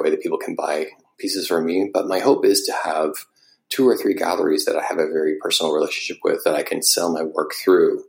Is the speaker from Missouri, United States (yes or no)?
yes; Missouri, United States; also born or lived in Northern Iowa; growing up in Missouri